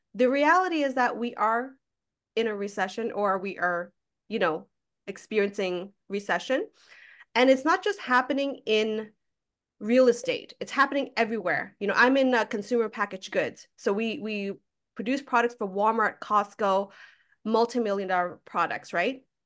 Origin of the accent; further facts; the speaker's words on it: Toronto, Ontario, Canada; I grew up in Jane and Finch